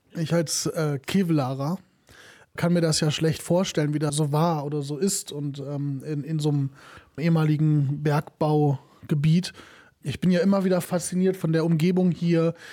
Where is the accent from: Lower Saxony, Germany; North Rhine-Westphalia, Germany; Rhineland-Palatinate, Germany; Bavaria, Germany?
North Rhine-Westphalia, Germany; Kevelaer; moved away; bei uns in Kevela, woher ich komme, ne, ich bin ja Kevelarer